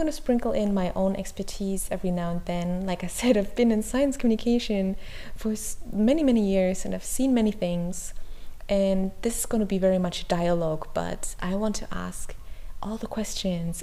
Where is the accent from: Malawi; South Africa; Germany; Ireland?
Germany; English is a second language; Maybe you already heard my accent. I'm not English, I'm not American, I'm actually from Germany, I'm currently based in Berlin.